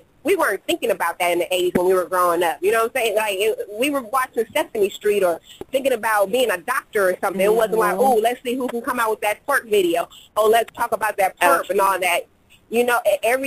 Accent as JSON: {"language": "English", "country": "Haiti", "said": "I'm like a Jamaican, but you know I'm Haitian"}